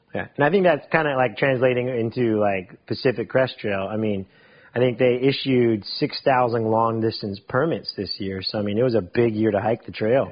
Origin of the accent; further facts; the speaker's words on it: Mount Dora, Florida, United States; also born or lived in Winter Park, Florida; I was one years old when my parents moved to Mount Dora. So I'm from Mount Dora. Mount Dora is home.